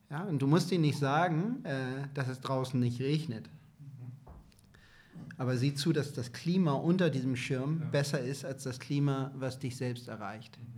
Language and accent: German; Hamburg, Germany; born there; Also ich bin gebürtiger Hamburger, ich habe eine große Familie in Hamburg auch, bin total verwurzelt.